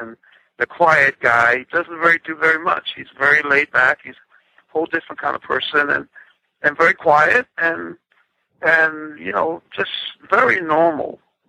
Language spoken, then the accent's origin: English; Spring Gully, South Carolina, United States; also born or lived in Andrews, South Carolina; From Williamsburg, from Spring Gully, South Carolina, and Andrews, South Carolina. This is my home.